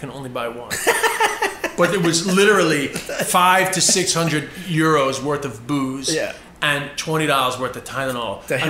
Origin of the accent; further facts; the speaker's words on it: United States; I'm fat because I'm American.